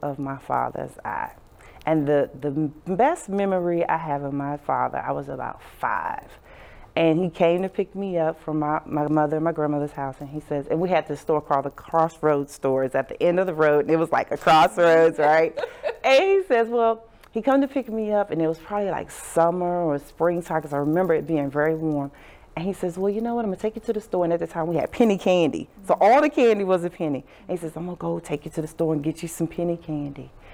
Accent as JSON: {"language": "English", "region": "Southern Virginia", "country": "United States", "tie": "born or raised there", "said": "I grew up in Southern Virginia"}